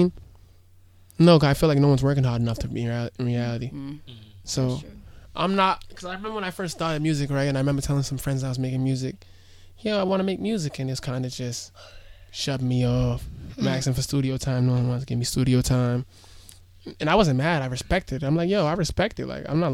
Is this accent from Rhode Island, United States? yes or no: yes; Rhode Island, United States; I embrace my hometown